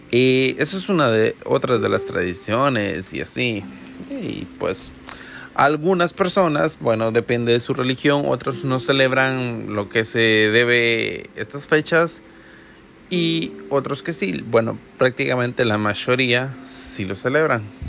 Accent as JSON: {"language": "Spanish", "country": "El Salvador", "said": "yo soy de El Salvador y en mi país, desde que yo tengo memoria, también se celebran estas posadas"}